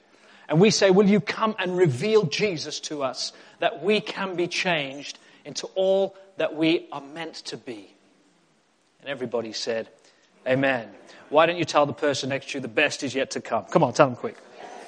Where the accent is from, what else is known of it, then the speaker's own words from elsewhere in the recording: England, United Kingdom; also born or lived in South Africa; And I spent a chunk of my life in South Africa growing up as a boy. I am British. Hallelujah. But I did go to South Africa when I was a boy, and I grew up and I came to England right before my teenage years.